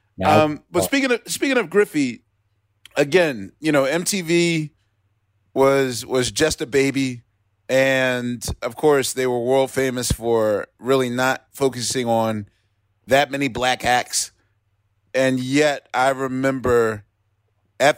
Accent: Philadelphia, Pennsylvania, United States; I'm a Philadelphian

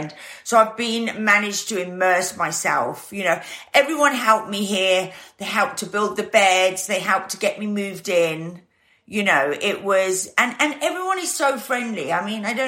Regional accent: Stellenbosch, Western Cape, South Africa; also born or lived in Guernsey; I moved to South Africa, and I lived on a wine farm outside Stellenbosch

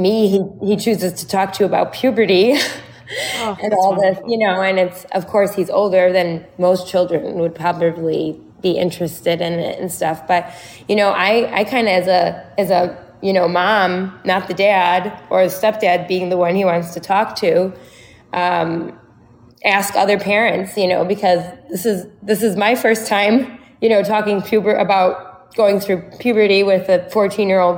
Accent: Chicago, Illinois, United States; I'm from Chicago

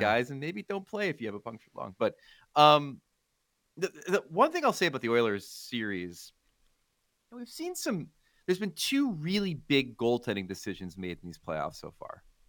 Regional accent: United States; as an American

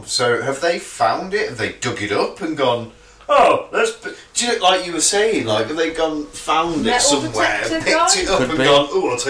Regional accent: Telford, West Midlands, United Kingdom; we're all from Telford

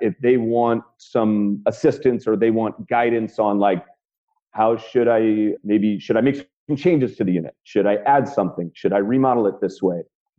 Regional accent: Burlingame, California, United States; I'm actually from the Bay Area. I'm from the town called Burlingame, which is about 20 minutes south of San Francisco. My dad's from San Francisco, so I spent a lot of time as a kid in San Francisco.

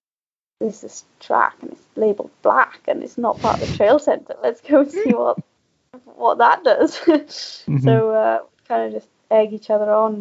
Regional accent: the valleys in South Wales, United Kingdom; moved away as an adult; now in Scotland; I'm actually not from the Tweed Valley. I'm actually from the valleys in South Wales

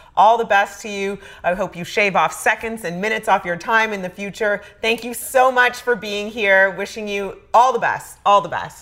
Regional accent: Canada; As a Canadian

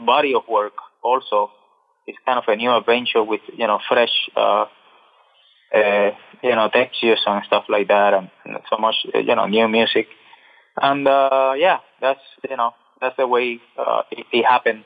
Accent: Cuba; I'm from Cuba

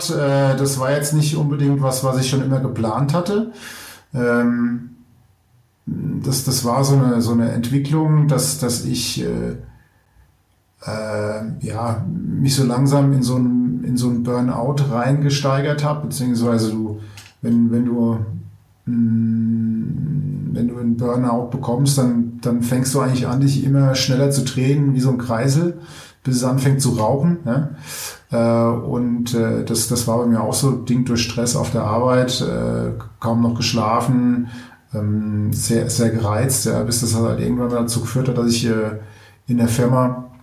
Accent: Germany; Ich komme ursprünglich aus, äh, ähm, aus der Gegend Mainz-Wiesbaden

